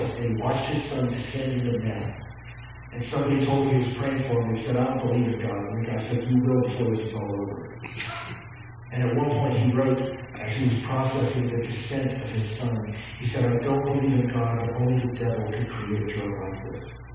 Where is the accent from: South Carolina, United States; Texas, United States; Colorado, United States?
Texas, United States; I grew up in Texas